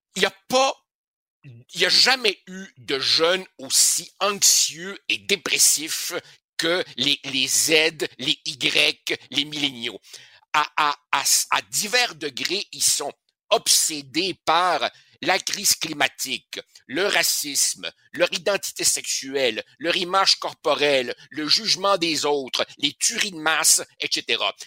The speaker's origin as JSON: {"language": "French", "country": "Uruguay", "tie": "born or raised there", "moved": "yes", "lives_now": "Quebec, Canada", "said": "On retourne en Uruguay, mon pays natal"}